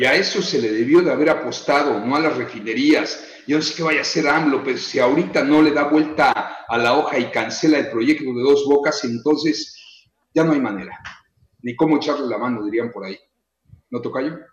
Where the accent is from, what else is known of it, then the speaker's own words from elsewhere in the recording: Mexico; ya nos veíamos afectados como mexicanos